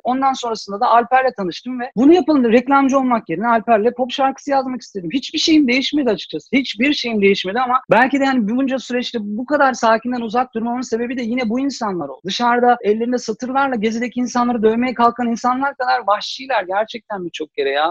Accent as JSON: {"language": "Turkish", "region": "Istanbul", "country": "Turkey", "tie": "born or raised there", "said": "Ben bağcılar gibi bir yerde büyüdüm, yetiştim"}